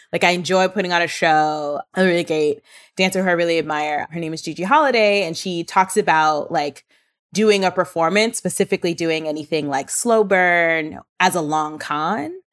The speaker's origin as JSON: {"language": "English", "town": "New York City", "region": "New York", "country": "United States", "tie": "born or raised there", "said": "I was born and raised in Brooklyn"}